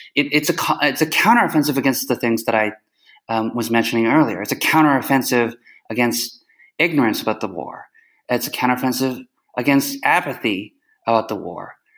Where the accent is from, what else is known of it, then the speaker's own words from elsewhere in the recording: Canada; also born or lived in United States; now in Kyiv, Ukraine; I grew up in Canada, so as a Canadian American, as uh, emphasis on Canadian